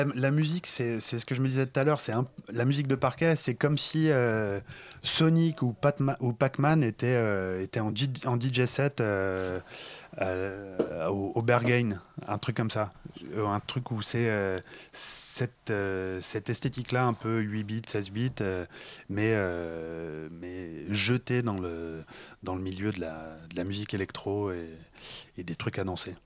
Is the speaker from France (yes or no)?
yes; Paris, Île-de-France, France; moved away; also born or lived in Lyon; je viens de Paris à la base